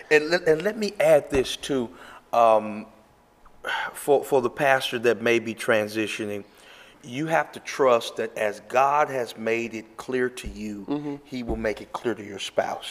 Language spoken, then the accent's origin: English; Memphis, Tennessee, United States; now in Arizona, United States; I was born and raised in Memphis, Tennessee.